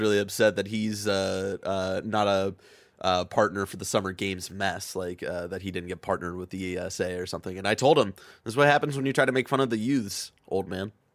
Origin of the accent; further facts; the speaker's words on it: Ohio, United States; growing up in Ohio